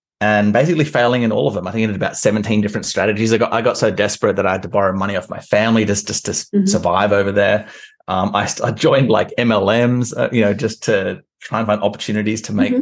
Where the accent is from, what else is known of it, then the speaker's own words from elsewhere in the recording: Canberra, Australian Capital Territory, Australia; moved away as an adult; where I'm from is from Canberra, which is kind of like Washington, D.C.